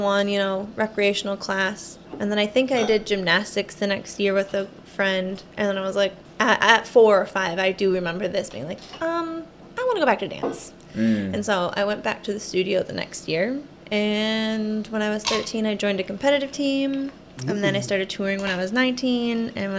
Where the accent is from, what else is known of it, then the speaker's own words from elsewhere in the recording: Michigan, United States; Okay, so I grew up in Michigan